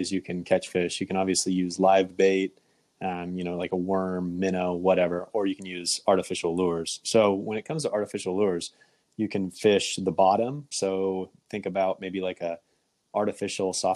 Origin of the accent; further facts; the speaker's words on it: Kansas, United States; now in Michigan, United States; I grew up in Kansas